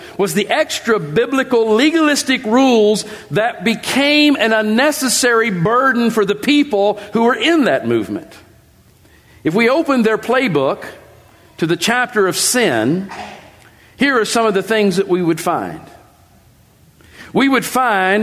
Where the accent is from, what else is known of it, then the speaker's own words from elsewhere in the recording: West Virginia, United States; I grew up in West Virginia in a religious movement